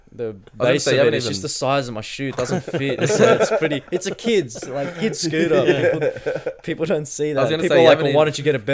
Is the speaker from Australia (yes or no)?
yes; New South Wales, Australia; born or raised there